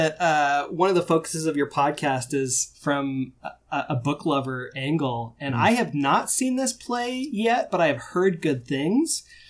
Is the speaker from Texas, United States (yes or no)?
no; Salt Lake City, Utah, United States; now in Birmingham, United States; I'm originally from Salt Lake City